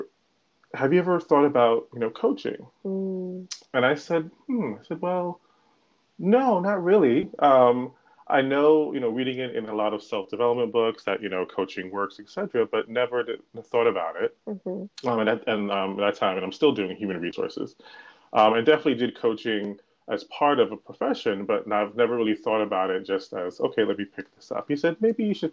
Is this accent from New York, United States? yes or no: yes; New York, United States; now in Irvington, United States; I am from New York, and I live actually in New Jersey, in Irvington, New Jersey